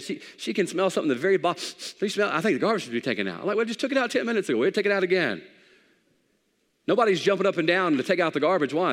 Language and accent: English; the Bible Belt, United States; We grew up in the Bible Belt